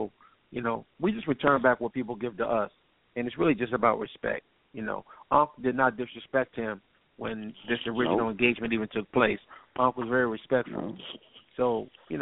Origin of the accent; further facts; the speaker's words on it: Syracuse, New York, United States; I'm from Syracuse, New York, which is area code 315